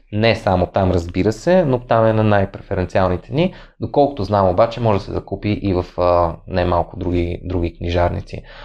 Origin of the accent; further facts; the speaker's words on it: Sofia, Sofia City, Bulgaria; аз все пак съм от София